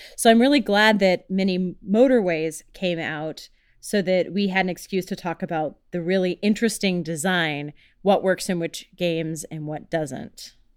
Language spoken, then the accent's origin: English; Houston, Texas, United States; moved away; also born or lived in Chicago; I grew up in Houston, which is all about the freeways and all about the roads